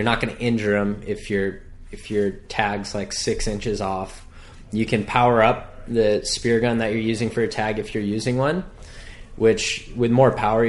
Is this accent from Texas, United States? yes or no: no; Hawaii, United States; born or raised there